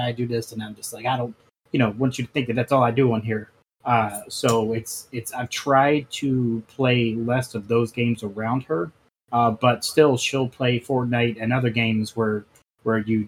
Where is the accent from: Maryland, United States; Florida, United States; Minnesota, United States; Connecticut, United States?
Maryland, United States; Baltimore; I grew up in Baltimore City